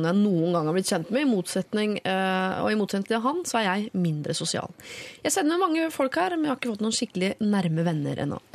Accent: Norway; kommer man jo til et annet nytt land, og du har jo ikke nærheten av like stort nettverk som det du har hjemme i Norge.

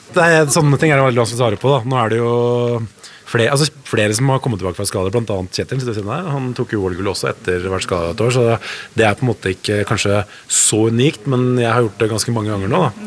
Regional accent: Norway; vi er jo nordmenn

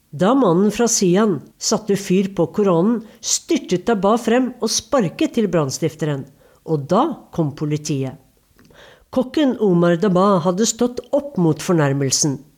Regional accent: Norway; Nå kan jeg vel si at jeg er fra Norge, sa jeg til Imran, for filmfolk er jo liberale.

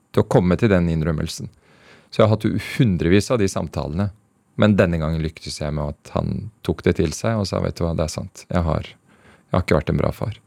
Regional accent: Norway; moved away as an adult; also born or lived in Afghanistan; now in Beirut, Lebanon; oppveksten i Norge

